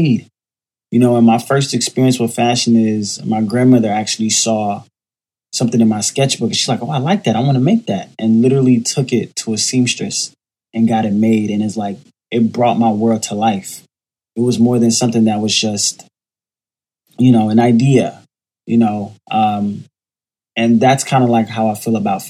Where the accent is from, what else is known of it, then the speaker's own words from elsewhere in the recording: Miami, Florida, United States; also born or lived in Jamaica; now in New York City, United States; I was born in Jamaica, grew up in Miami, raised by my grandmother in a single-parent household, and now I currently live in New York City